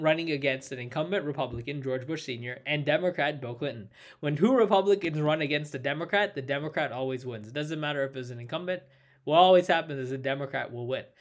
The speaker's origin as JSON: {"language": "English", "country": "India", "said": "me as an Indian"}